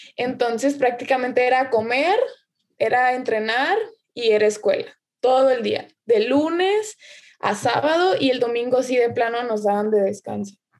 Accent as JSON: {"language": "Spanish", "region": "Nayarit", "country": "Mexico", "said": "la única de, Nayarit, de Nayarit que sale soy yo."}